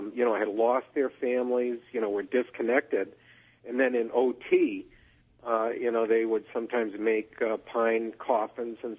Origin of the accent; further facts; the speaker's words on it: Connecticut, United States; I'm from Connecticut.